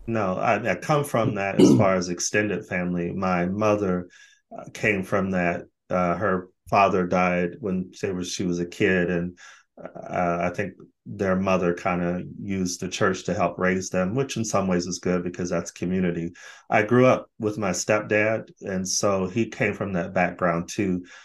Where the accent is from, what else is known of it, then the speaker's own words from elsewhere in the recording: Phoenix, Arizona, United States; moved away as an adult; also born or lived in Los Angeles, California / Sweden; now in Brighton, United Kingdom; Phoenix is my hometown, but L.A is where actually I spent most of my life because I moved there as a young adult